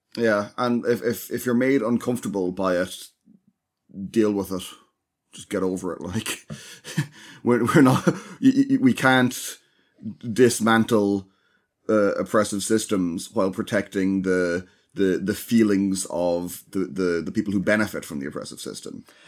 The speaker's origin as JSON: {"language": "English", "country": "Ireland", "said": "as Irish people"}